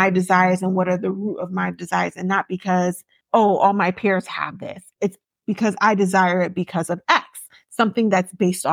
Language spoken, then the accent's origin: English; Yorubaland, Nigeria; as a Nigerian, I'm going to say specifically Yoruba woman because I can't talk about every tribe. Mm-hmm. But as a Yoruba person who grew up in a Yoruba household